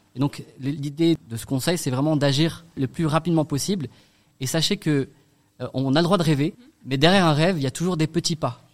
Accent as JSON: {"language": "French", "town": "Strasbourg", "region": "Grand Est", "country": "France", "tie": "born or raised there", "also_born_or_lived": "Paris / Lyon / Middle East", "said": "je suis né ici à Haute-Pierre et surtout j'ai grandi"}